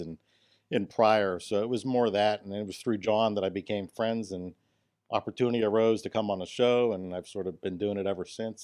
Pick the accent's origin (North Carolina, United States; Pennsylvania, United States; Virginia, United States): Pennsylvania, United States; Pittsburgh; I'm from Pittsburgh. I'm not from Butler